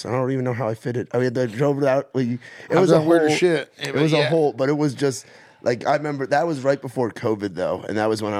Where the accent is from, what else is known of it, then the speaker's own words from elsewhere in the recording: New York City, New York, United States; I'm from New York. I'm Brooklyn.